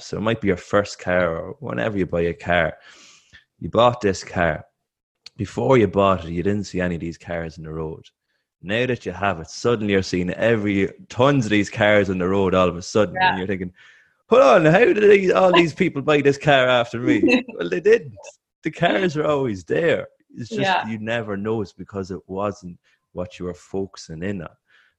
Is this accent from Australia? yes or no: no; Ireland; I'm an Irish athlete. I'm running on a track.